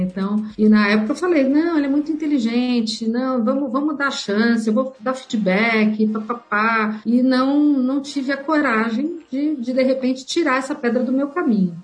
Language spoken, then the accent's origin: Portuguese; Mogi das Cruzes, São Paulo, Brazil; Sou do interior de Mogi das Cruzes, então caipira de Mogi.